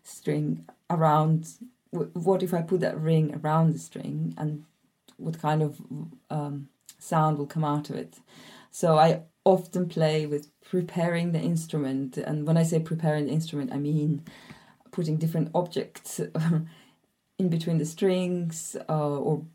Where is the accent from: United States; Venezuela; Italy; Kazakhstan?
Kazakhstan; Almaty; also born or lived in south of France; now in France; I grew up in Almaty, Kazakhstan, and now I live in the south of France